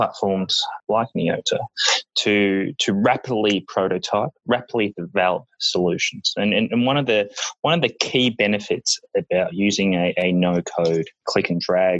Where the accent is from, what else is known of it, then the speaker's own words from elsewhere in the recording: Australia; moved away as an adult; now in New York, United States; You can probably tell from the accent as we move along, I am from Australia.